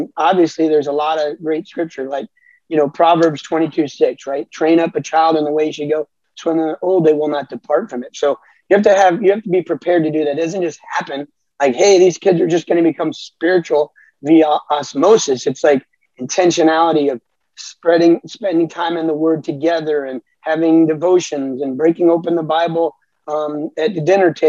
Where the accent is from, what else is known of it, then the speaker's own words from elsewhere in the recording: South Florida, United States; also born or lived in Alabama; I grew up in South Florida